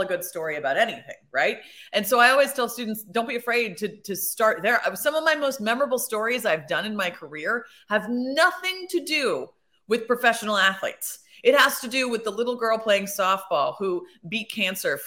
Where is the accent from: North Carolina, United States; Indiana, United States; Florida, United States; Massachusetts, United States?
Indiana, United States; Bloomington; I grew up in Bloomington, Indiana.